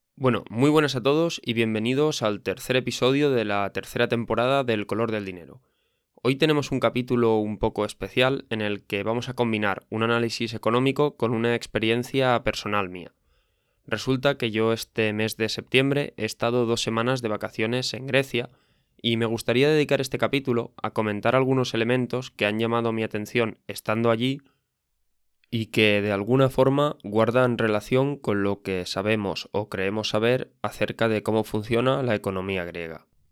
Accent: Spain; yo mismo vengo de España

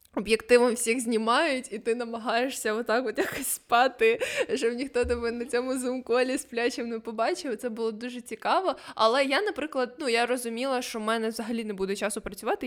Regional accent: Ukraine; ми з України

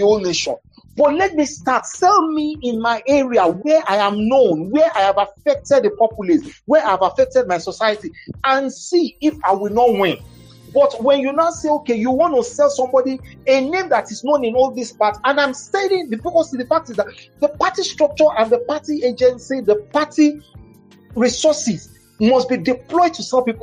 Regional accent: Igbotako, Ondo, Nigeria; moved away; also born or lived in Ibadan; I'm from Igbotako

